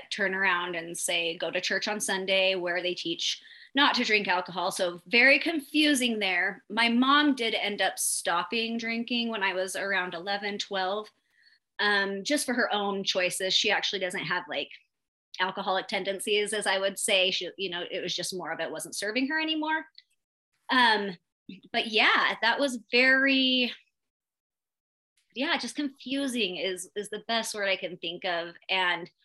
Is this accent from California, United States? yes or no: no; Utah, United States; I am from Utah, born and raised. Probably going to die here.